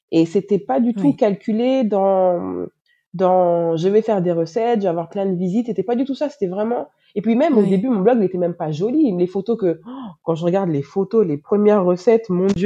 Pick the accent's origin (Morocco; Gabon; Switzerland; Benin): Benin; also born or lived in France / Canada; now in Senegal; moi, je suis née en France, j'ai étudié au Canada, maintenant je vis au Sénégal et je suis béninoise.